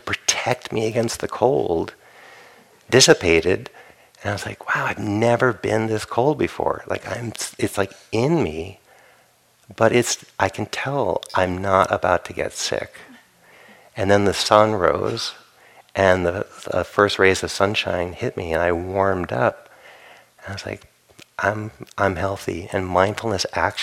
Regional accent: Rhode Island, United States; I grew up in Rhode Island

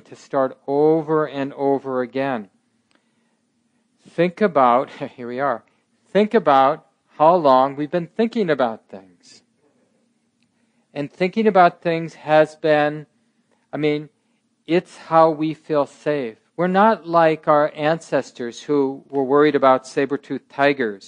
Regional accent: Minneapolis, Minnesota, United States; I was born in 1958, I grew up in North Minneapolis

